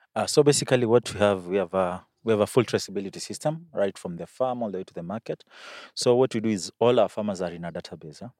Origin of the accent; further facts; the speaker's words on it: Makueni County, Kenya; I come from Akwene.